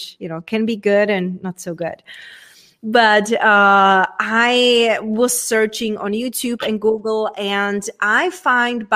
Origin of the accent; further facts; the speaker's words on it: Czechia; accent: Czech; English is a second language; moved away; coming from a very small town from Czech Republic. Hence, that's where my accent and weird name it's from